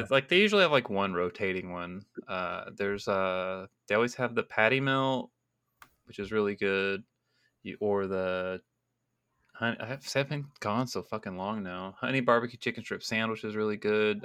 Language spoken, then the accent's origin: English; Texas, United States; moved away; also born or lived in California; me being Texan